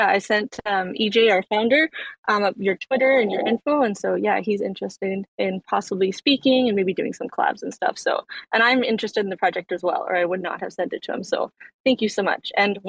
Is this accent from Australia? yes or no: no; Canada; I'm Canadian.